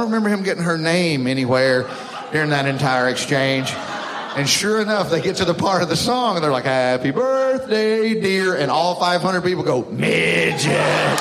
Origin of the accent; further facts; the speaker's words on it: Alabama, United States; I'm from Alabama